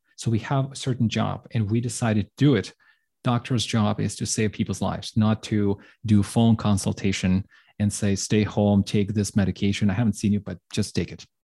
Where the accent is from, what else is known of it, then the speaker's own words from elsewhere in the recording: Ukraine; moved away; I'm from Ukraine